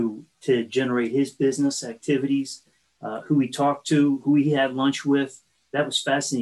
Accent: Fort Washington, Pennsylvania, United States; Fort Washington, Pennsylvania.

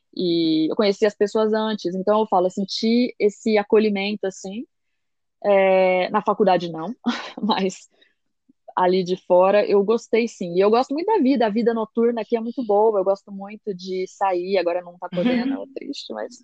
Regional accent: Brazil; moved away as an adult; now in Belgium; eu vinha do Brasil

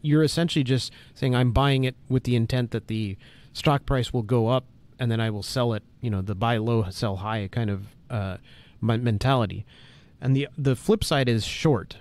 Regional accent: United States; as an American

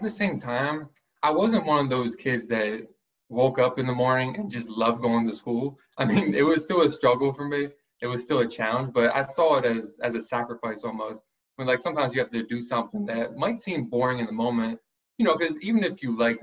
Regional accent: Mount Laurel, New Jersey, United States; also born or lived in Philadelphia area, Pennsylvania; So I was born outside of Philly, but I grew up in Mount Laurel, New Jersey

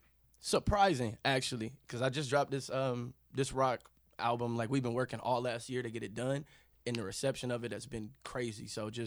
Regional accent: Kansas, United States; So growing up in Kansas, I wouldn't want anything else to happen. I didn't want to grow up anywhere else

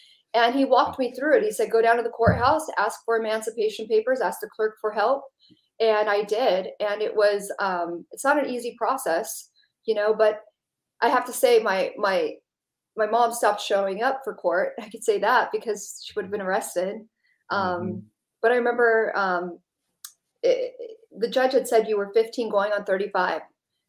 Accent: California, United States; also born or lived in Dallas; Lived all over Southern California, Native American reservation, Manzanita, on and off too. But I was born in Dallas, but it was all over.

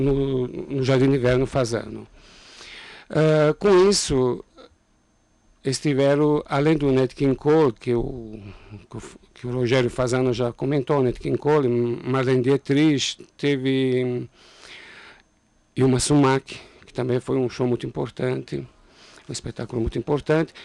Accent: Italy; now in São Paulo, Brazil; eu, por exemplo, nasci na Itália

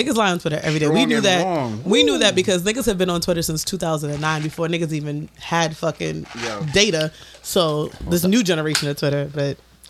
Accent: New York City, New York, United States; I am from the Bronx. I am a certain age.

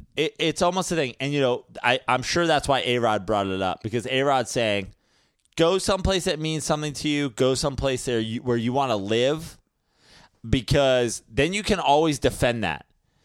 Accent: Las Vegas, Nevada, United States; I'm from Vegas. I was a Mormon.

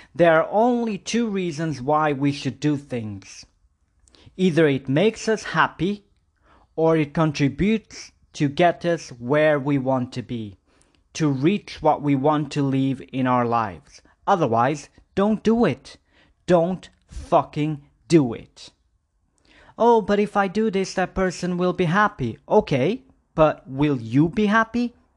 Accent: Porto, Norte, Portugal; moved away as an adult; now in Budapest, Hungary; I'm still living in my hometown in Porto 8 years ago

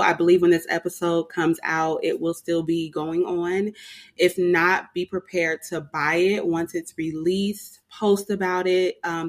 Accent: California, United States; she works in the Bay Area, and I am from the Bay Area.

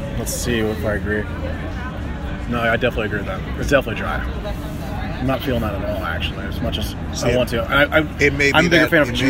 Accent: Midwest, United States; I think I've always pronounced it as a Midwesterner

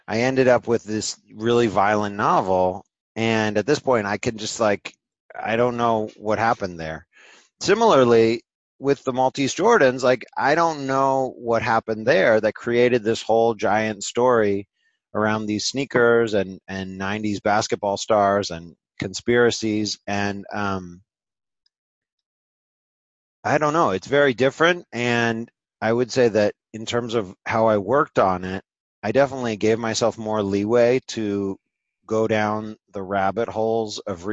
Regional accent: Cambridge, Massachusetts, United States; the time that I was growing up in Cambridge.

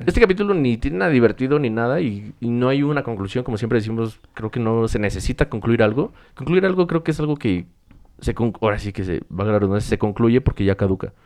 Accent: Mexico; como mexicanos

